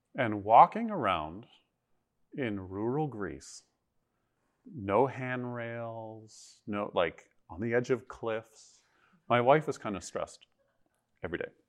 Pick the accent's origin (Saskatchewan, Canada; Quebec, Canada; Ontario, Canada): Ontario, Canada; Toronto; moved away as an adult; I grew up in Toronto.